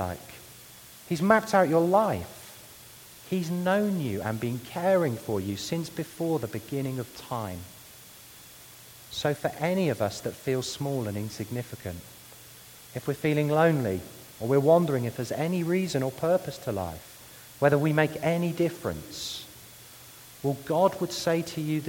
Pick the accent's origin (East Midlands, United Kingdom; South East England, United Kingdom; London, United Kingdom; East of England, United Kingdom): London, United Kingdom; my hometown of London